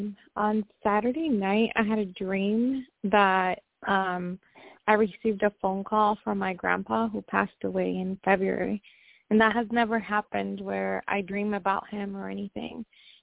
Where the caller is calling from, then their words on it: Washington, United States; I'm calling from Washington State.